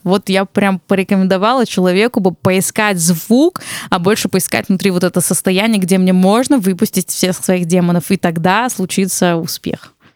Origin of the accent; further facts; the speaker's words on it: Armenia; я армянка